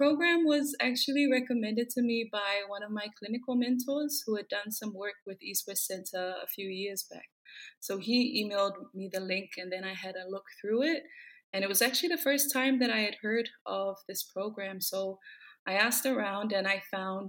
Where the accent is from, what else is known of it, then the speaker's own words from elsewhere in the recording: Samoa; also born or lived in Fiji; So I'm from Samoa. Grew up in Samoa, lived in Samoa all my life.